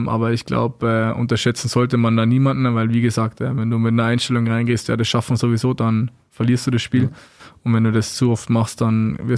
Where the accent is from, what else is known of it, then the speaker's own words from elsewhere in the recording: Landshut, Bavaria, Germany; meine ganzen Jungs, meine, meine Clique in dem Fall, mit denen, wo ich groß geworden bin vom Eishockey her, die wohnen alle in Landshut